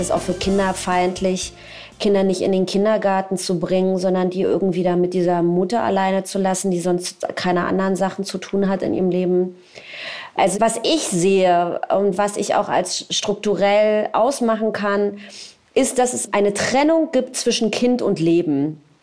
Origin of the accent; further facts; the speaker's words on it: Berlin, Germany; also born or lived in Tel Aviv; ich komme aus Berlin